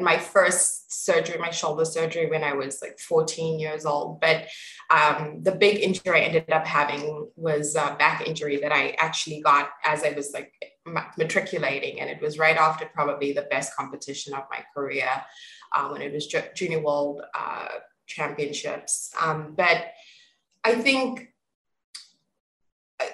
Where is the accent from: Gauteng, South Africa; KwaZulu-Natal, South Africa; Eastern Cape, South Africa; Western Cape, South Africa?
Gauteng, South Africa; East Rand; also born or lived in Pretoria, South Africa; I grew up on the East Rand and moved into the boarding school